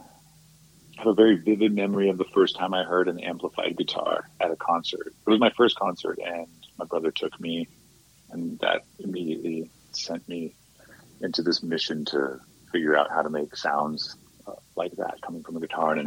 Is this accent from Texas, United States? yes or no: yes; Austin, Texas, United States; also born or lived in Laredo, Texas; So I grew up in Austin